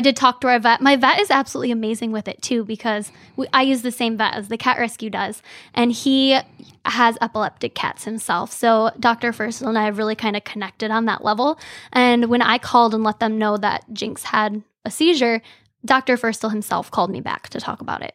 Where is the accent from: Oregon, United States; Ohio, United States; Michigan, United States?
Michigan, United States; Frankenmuth; also born or lived in Bay City, Michigan; I'm born and raised in Frankenmuth, Michigan